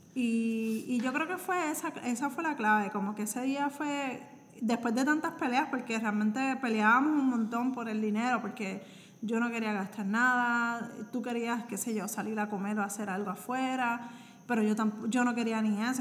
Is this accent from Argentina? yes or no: no; Puerto Rico; soy de Puerto Rico